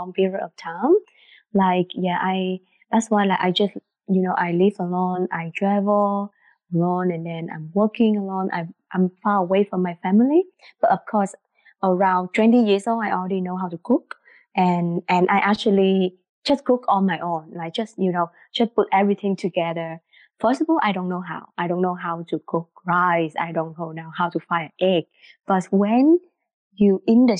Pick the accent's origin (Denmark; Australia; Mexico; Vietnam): Vietnam; English is a second language; also born or lived in Singapore; now in Ottawa, Canada; And I am from Vietnam. Before I moved here, I used to live in Singapore